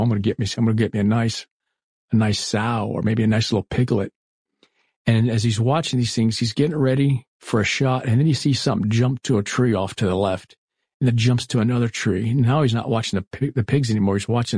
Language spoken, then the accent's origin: English; Florida, United States; I was growing up in Florida. We had the Everglades just outside of us. My dad used to take us airboating and whatnot.